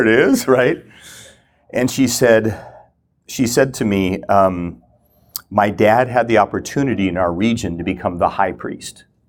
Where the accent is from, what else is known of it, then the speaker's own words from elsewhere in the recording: Minnesota, United States; moved away as an adult; also born or lived in Kona, Hawaii; I grew up in the Lutheran Church, Minnesota